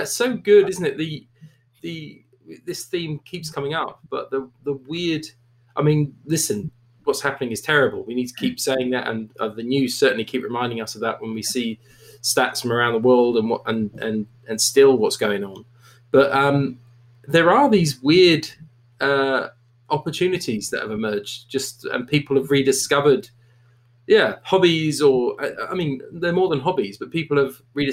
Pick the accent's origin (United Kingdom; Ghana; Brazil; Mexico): United Kingdom; moved away as an adult; now in Canada; I'm born and bred in Britain. I spent the first 32 years of my life in Britain